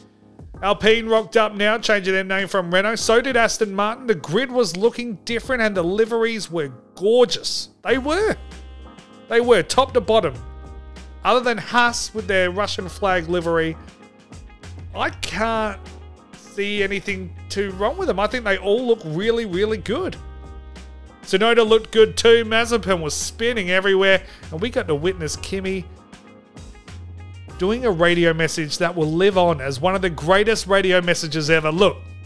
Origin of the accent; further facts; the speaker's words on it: Australia; And I am Australian.